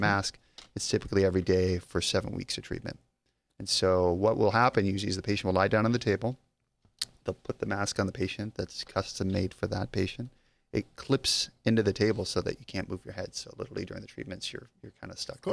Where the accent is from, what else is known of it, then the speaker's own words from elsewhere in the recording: Las Vegas, Nevada, United States; I'm actually from Las Vegas